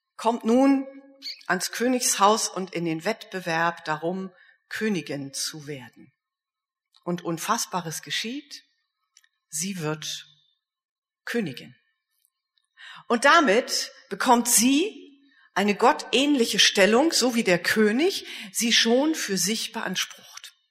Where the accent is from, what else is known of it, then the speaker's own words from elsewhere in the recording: Germany; ich komme ja nur aus Deutschland